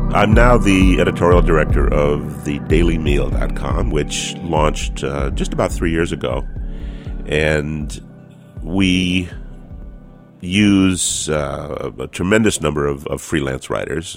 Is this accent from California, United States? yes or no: yes; California, United States; I am a Californian